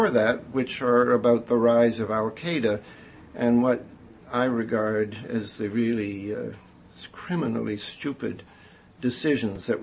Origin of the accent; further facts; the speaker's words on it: Canada; moved away as an adult; now in United States; I'm a Canadian